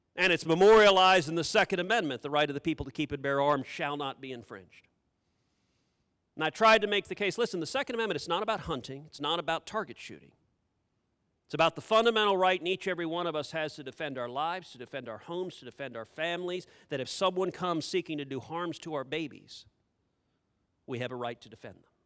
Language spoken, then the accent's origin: English; Texas, United States; I'm a Texan.